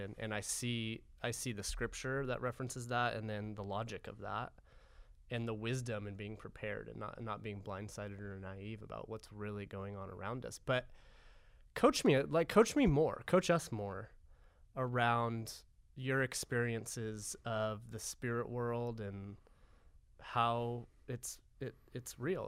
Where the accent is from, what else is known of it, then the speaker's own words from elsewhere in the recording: United States; I'm American